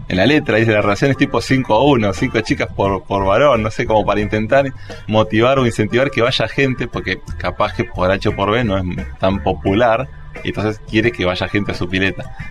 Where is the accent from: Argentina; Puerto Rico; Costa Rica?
Argentina; Morón, Buenos Aires Province; also born or lived in Moreno; now in Ciudadela, Argentina; yo soy de zona oeste, Mm, vengo de Ciudadela ahora, pero viví hasta los 25 años en Morón